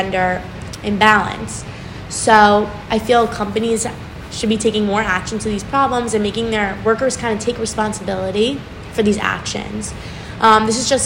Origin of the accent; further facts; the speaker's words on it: Livingston, New Jersey, United States; I'm from Livingston, New Jersey